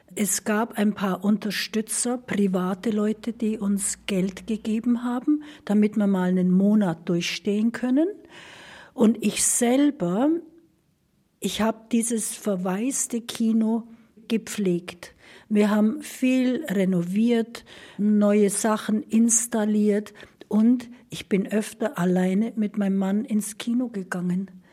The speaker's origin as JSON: {"language": "German", "town": "Marktoberdorf", "region": "Bavaria", "country": "Germany", "tie": "born or raised there", "said": "Ich bin geboren in Markt Oberdorf, war aber in der ganzen Welt zu Hause"}